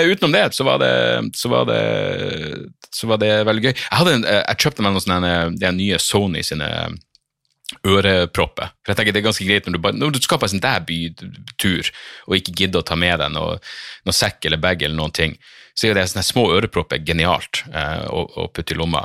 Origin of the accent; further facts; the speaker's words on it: Narvik, Nordland, Norway; now in Oslo, Norway; jeg er en storkar som ikke skjønner min egen dialekt